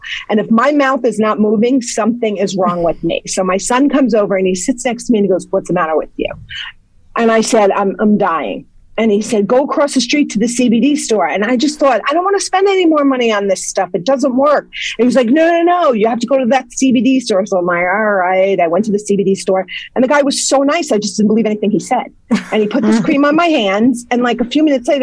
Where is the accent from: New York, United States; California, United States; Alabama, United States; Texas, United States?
New York, United States; Ardsley; moved away as an adult; now in Somers, United States; originally, I grew up in Ardsley, and I'm in Somers now for the last 25 or more years